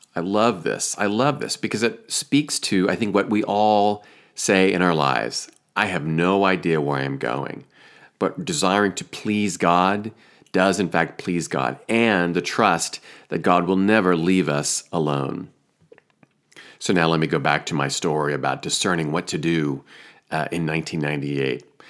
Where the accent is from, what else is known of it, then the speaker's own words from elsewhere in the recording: Iowa, United States; moved away; also born or lived in Chicago; my home state of Iowa